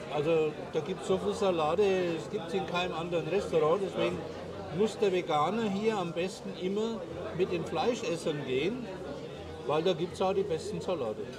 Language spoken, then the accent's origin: German; Germany; now in Paraguay; ich als Deutscher